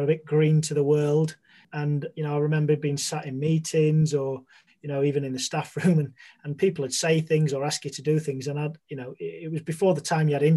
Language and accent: English; Sheffield, Yorkshire and the Humber, United Kingdom; born and raised in Sheffield